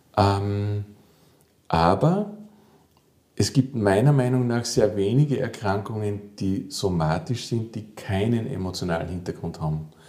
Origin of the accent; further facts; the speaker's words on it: Salzburg, Austria; also born or lived in Vienna; ich komme aus Salzburg, ich bin hier geboren und auch aufgewachsen